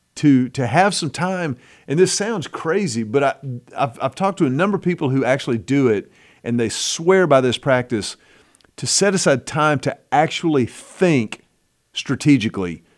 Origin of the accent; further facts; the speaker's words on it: United States; I'm American